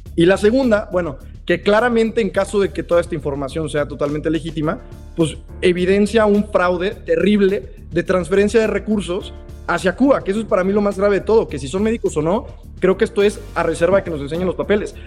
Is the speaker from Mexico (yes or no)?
yes; Mexico; nosotros como mexicanos